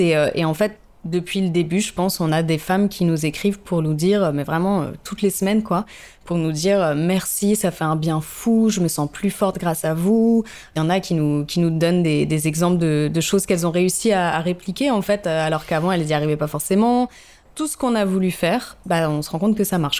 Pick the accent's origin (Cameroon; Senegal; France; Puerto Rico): France; Paris, Île-de-France; moved away as an adult; also born or lived in Lille / South Africa; now in Marseille, France; j'ai grandi à Paris